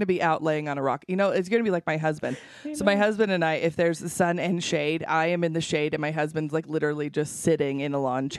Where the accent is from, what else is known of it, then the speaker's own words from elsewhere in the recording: Chile; moved away; When I grew up in Chile